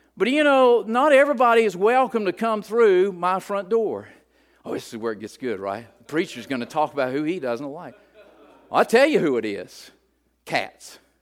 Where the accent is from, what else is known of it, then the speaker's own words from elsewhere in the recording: West Virginia, United States; I'm from West Virginia.